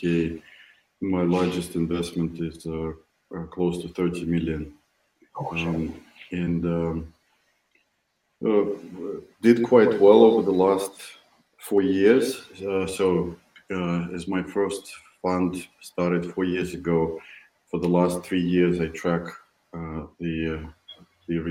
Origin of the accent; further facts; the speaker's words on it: Moscow, Russia; moved away as an adult; now in Silicon Valley, United States; I'm originally from Moscow, Russia. I moved to Silicon Valley 6 years ago.